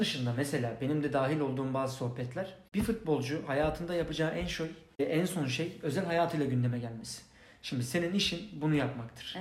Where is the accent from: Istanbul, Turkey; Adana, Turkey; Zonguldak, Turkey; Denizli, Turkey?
Istanbul, Turkey; Beylikdüzü'nde öğrenciydim o zaman.